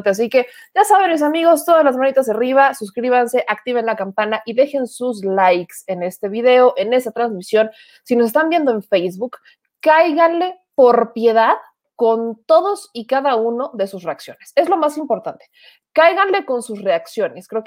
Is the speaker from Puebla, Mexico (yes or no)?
yes; Puebla, Mexico; Yo les pido una disculpa como poblana